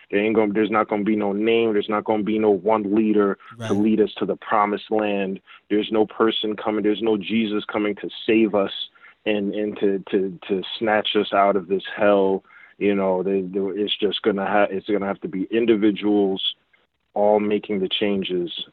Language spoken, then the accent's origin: English; Jamaica; yeah, that that's just my connection because I'm Jamaican.